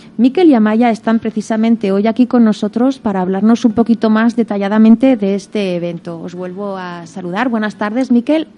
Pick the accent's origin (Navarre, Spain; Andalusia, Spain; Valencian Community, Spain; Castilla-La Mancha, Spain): Navarre, Spain; Berriozar; en mi pueblo, en Berriozar